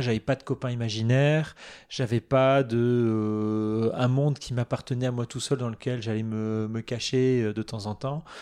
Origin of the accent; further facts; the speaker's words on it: Moselle, Grand Est, France; Je suis né en Moselle, euh, dans un proche, une région proche de l'Allemagne